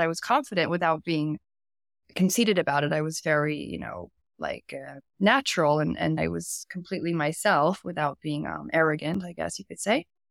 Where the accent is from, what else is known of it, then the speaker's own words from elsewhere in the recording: the Hamptons, New York, United States; moved away as an adult; now in Paris, France; I grew up in New York, in the Hamptons, which is a very wealthy area of America